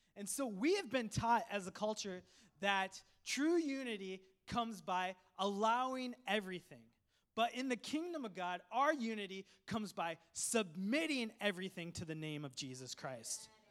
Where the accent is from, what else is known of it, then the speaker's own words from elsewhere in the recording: Coon Rapids, Minnesota, United States; English is a second language; also born or lived in Sri Lanka; I grew up in Coon Rapids, Minnesota. My family immigrated from a tropical island, Sri Lanka, to Minnesota in America in the wintertime